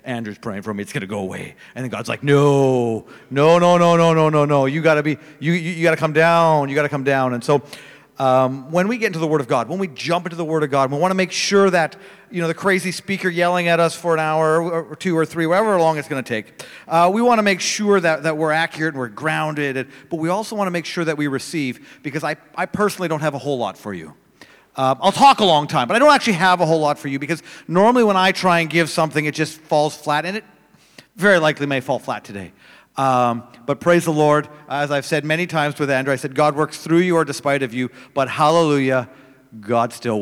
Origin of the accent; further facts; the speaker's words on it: Manitoba, Canada; I'm from Canada. If you're wondering where, it's right in the middle.